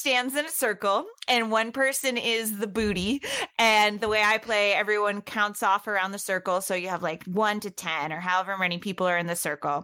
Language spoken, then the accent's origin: English; Boston, Massachusetts, United States; I grew up in Boston. I was born over on the East Coast.